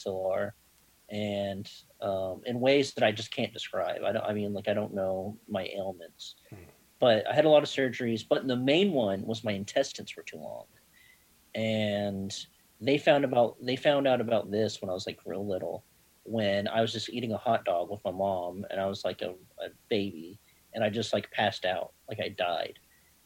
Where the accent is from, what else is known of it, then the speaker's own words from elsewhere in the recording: Birmingham, Alabama, United States; was born in Birmingham, Alabama